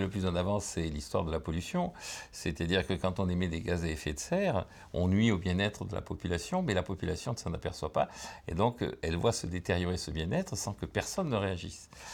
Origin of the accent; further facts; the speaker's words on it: Bordeaux, Nouvelle-Aquitaine, France; je viens de Bordeaux